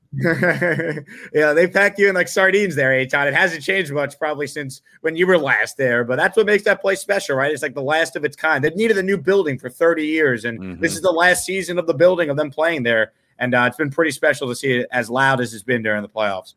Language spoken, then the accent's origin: English; Long Island, New York, United States; I grew up on Long Island